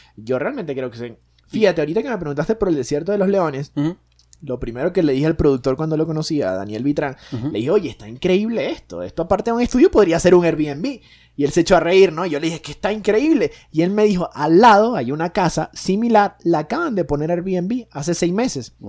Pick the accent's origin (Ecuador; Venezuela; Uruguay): Venezuela; moved away as an adult; now in Mexico; Y yo nací en Venezuela